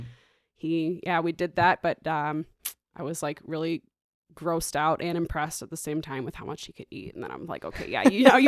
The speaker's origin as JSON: {"language": "English", "town": "Traverse City", "region": "Michigan", "country": "United States", "tie": "born or raised there", "lives_now": "Chicago, United States", "said": "Traverse City, Michigan. Yes. So I've been here in Chicago for like 7.5 years."}